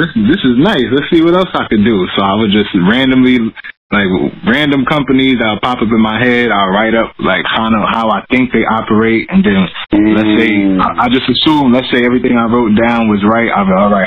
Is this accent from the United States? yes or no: yes; New York City, New York, United States; also born or lived in Akron, Ohio; I'm from the Bronx, New York. Always lived in the Bronx.